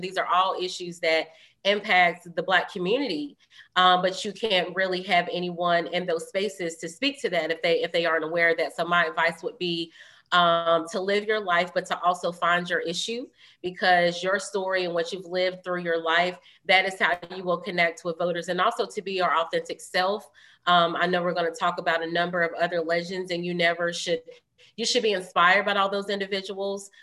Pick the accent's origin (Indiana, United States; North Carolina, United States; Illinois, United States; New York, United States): North Carolina, United States; Greensboro; also born or lived in Durham, North Carolina; I'm from Greensboro. I wasn't born and raised in Durham